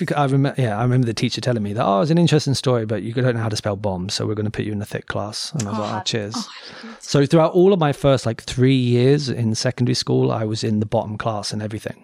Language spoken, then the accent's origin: English; Cambridge, East of England, United Kingdom; moved away; I grew up in Cambridge